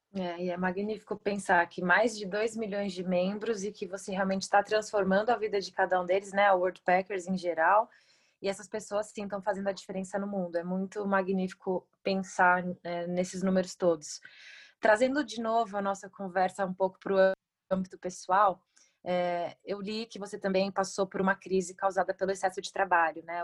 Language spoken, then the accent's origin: Portuguese; Brazil; nós, como brasileiros, né, embaixadores do turismo no Brasil